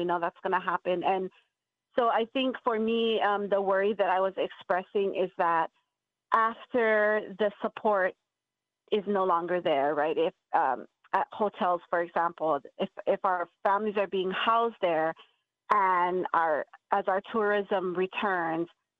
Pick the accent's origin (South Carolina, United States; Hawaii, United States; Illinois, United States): Hawaii, United States; it's a common theme amongst us in Hawaii that we take care of each other